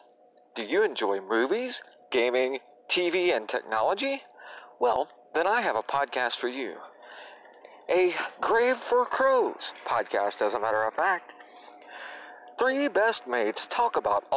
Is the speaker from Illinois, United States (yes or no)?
no; Indiana, United States; my home state here